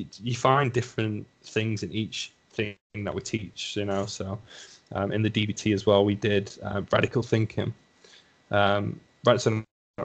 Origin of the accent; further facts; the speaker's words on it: Lancashire, North West England, United Kingdom; accent: thick Lancashire; My thick Lancashire accent, yeah. My lovely Lancashire accent